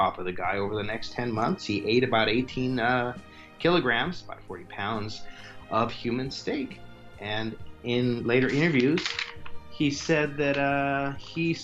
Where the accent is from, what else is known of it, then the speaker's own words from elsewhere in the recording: California, United States; growing up in California